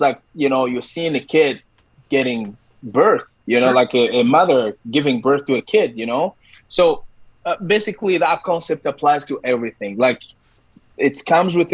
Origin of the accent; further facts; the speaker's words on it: DR Congo; moved away as an adult; now in Canada; I am a Canadian, but also I am an African from the Republic, the Democratic Republic of Congo. I've been here in Canada for 12 years now